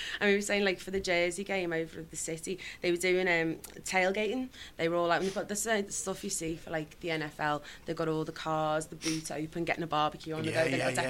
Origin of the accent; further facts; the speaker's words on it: Liverpool, North West England, United Kingdom; moved away as an adult; now in New York, United States; I'm born and raised in Liverpool, football's in your blood